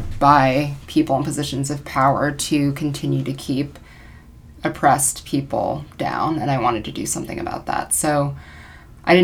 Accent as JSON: {"language": "English", "region": "California", "country": "United States", "moved": "as an adult", "lives_now": "New Orleans, United States", "said": "I'm from California and moved to New Orleans to work at the Public Defender's Office"}